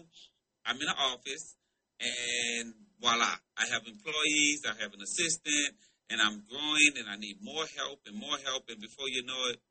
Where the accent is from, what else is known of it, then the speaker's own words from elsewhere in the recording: New Orleans, Louisiana, United States; moved away as an adult; now in Atlanta, United States; I'm originally from New Orleans, Louisiana